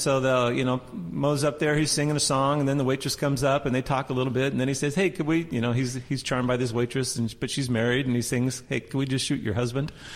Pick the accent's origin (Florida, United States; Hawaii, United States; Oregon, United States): Oregon, United States; Portland; I grew up in Portland, born and raised here